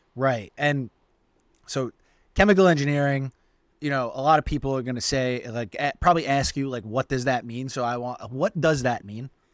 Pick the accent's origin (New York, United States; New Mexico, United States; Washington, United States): New York, United States; New York City; We both grew up in Staten Island